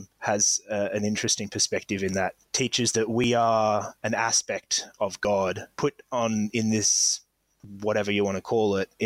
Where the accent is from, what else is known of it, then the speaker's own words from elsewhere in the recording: Hervey Bay, Queensland, Australia; Queensland. Lived in Queensland my whole life. I moved around a lot as a kid, like in primary school, and mostly I grew up in Hervey Bay, so the Wide Bay area